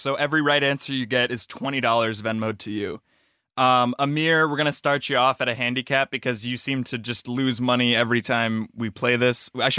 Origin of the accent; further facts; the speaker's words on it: Midwest, United States; I grew up in the Midwest.